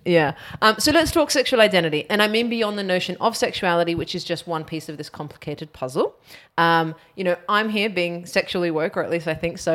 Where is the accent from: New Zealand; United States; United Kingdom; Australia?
Australia; growing up in Australia